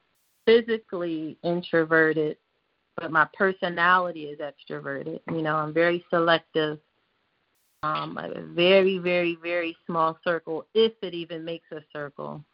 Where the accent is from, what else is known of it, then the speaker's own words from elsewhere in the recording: Philadelphia, Pennsylvania, United States; moved away; I grew up in Philly